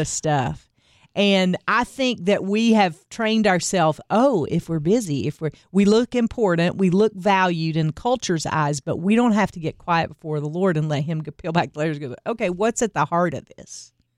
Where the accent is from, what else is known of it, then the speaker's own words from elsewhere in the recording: the Bible Belt, the South, United States; I grew up in the Bible Belt, going to church every Sunday and doing the things